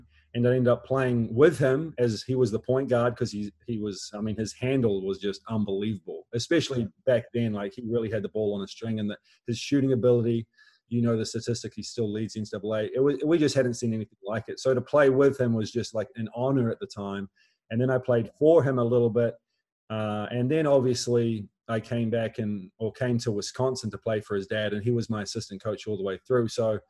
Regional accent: New Zealand; It's been a minnow sport here for so long because of rugby and cricket

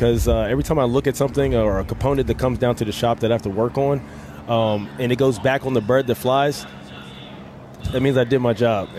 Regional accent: Baltimore, Maryland, United States; also born or lived in Richmond, Virginia; I'm from Baltimore, Maryland. Baltimore, Maryland, up the hill.

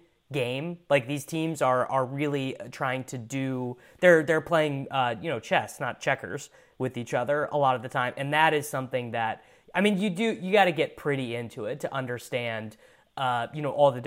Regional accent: United States; as an American

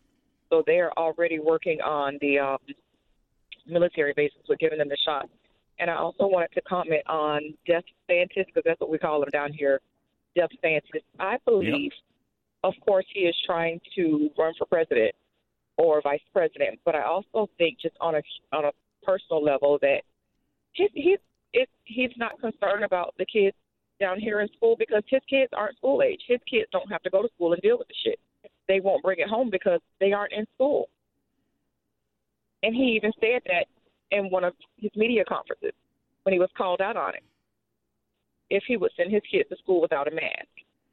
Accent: Florida, United States; I'm from Florida.

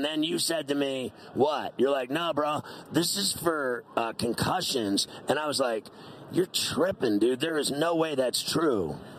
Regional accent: New York, United States; Man, I'm a Steeler fan, but I love you because I'm from New York.

